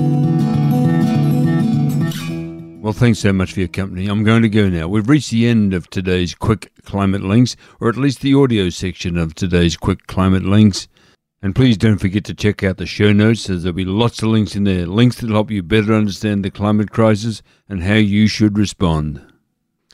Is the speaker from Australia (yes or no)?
yes; Shepparton, Victoria, Australia; My hometown of Shepparton